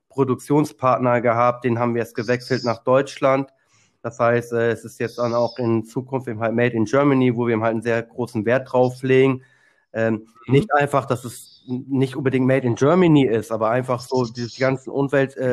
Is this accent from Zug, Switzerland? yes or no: yes; Zug, Switzerland; ich komme aus Zug, das ist zwischen Luzern mhm. und Zürich.